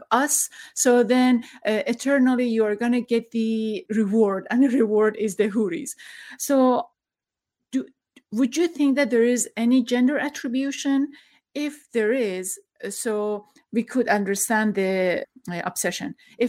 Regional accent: Iran; moved away; I'm from Iran.

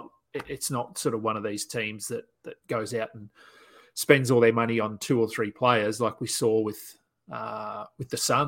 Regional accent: Australia; And being Australian, Ben Simmons is sort of in the news a little bit over here

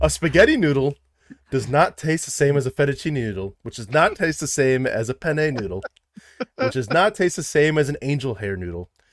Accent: Midwest, United States; I'm from the Midwest

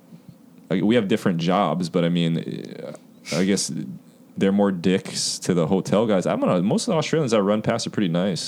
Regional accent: Hawaii, United States; No, bro, I'm Hawaiian, bro.

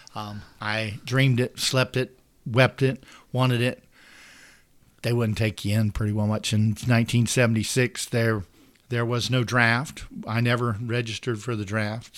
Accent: St. Joseph, Florida, United States; I grew up in Saint Joe. I grew up on a little dirt road, the end of Goody Road.

